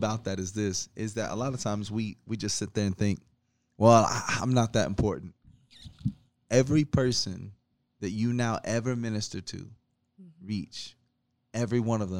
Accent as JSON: {"language": "English", "region": "Alabama", "country": "United States", "moved": "yes", "said": "I'm from Alabama"}